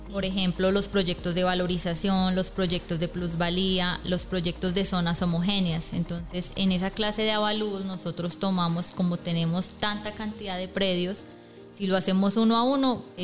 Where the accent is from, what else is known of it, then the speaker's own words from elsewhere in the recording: Bogotá, Colombia; moved away as an adult; yo pues soy de Bogotá